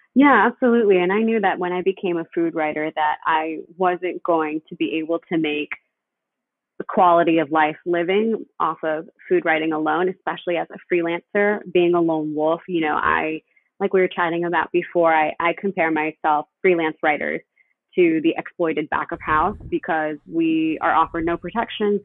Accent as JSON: {"language": "English", "town": "Panama City", "region": "Panamá", "country": "Panama", "moved": "yes", "lives_now": "United States", "said": "I'm originally from Panama City, Panama. I'm an immigrant."}